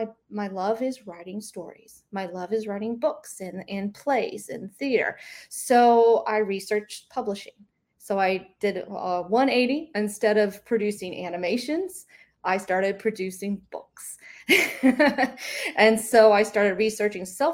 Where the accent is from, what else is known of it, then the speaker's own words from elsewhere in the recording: Mississippi, United States; I grew up in Mississippi